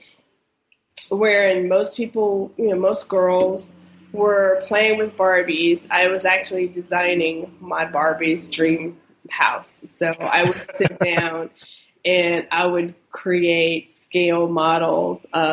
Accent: close to the Outer Banks, North Carolina, United States; I grew up in North Carolina, close to the Outer Banks

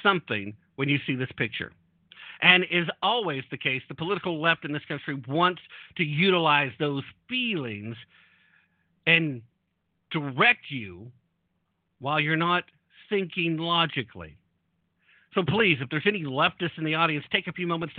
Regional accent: United States; I'm an American. I'm a citizen of this great nation

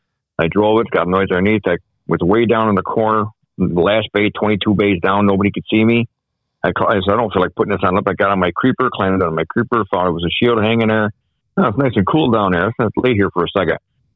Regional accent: Newark, New York, United States; Born and raised in Newark.

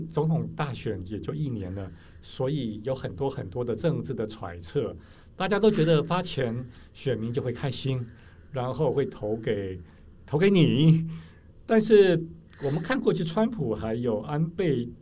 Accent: Taiwan; 我们台湾人本来就是很习惯卖肝、努力工作上班的

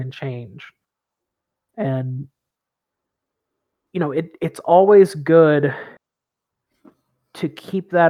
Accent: East Tennessee, United States; I grew up in East Tennessee, a part of Tennessee that stayed in the Union during the Civil War

